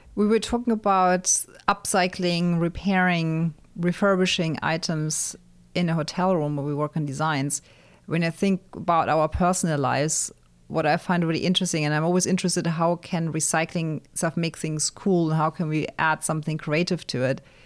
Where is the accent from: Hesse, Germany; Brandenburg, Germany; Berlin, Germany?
Hesse, Germany; near Frankfurt; moved away; my hometown near Frankfurt